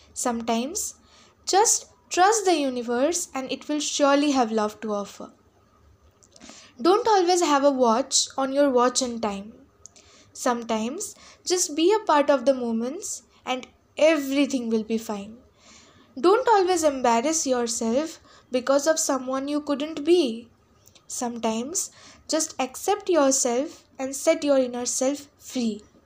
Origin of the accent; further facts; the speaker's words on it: Jalpaiguri, West Bengal, India; from Jalpaiguri, West Bengal. Recently, I'm in class twelve, Saint Paul's School.